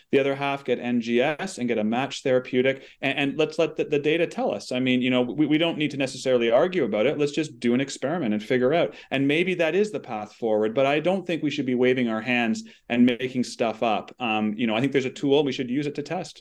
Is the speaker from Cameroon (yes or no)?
no; Canada; we're Canadian